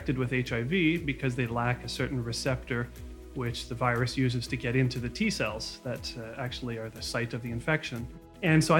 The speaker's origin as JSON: {"language": "English", "town": "Mississauga", "region": "Ontario", "country": "Canada", "tie": "born or raised there", "said": "I was born and raised in Mississauga."}